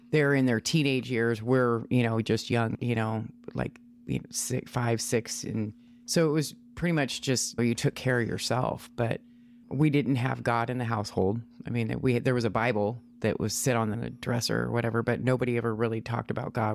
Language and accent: English; Washington, United States; also born or lived in Ohio; I was raised in Washington, moved here when I was like three years old